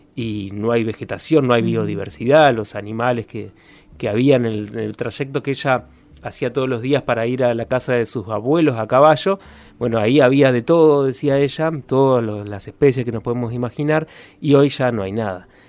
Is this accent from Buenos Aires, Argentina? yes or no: no; Concordia, Entre Ríos, Argentina; moved away as an adult; now in Paraná, Argentina; ya nos vinimos para acá y desde Concordia